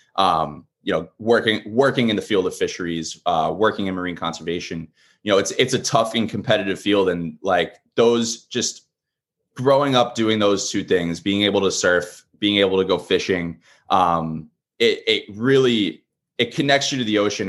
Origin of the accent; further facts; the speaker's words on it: Long Island, New York, United States; moved away as an adult; now in Portsmouth, United States; originally, I'm from Long Island, New York. I grew up, uh, a Mets, a Mets and, uh, Jets fan down there